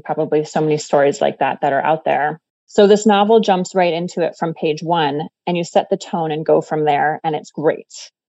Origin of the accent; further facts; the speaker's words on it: Colorado Springs, Colorado, United States; moved away as an adult; I'm from Colorado. I grew up in Colorado Springs.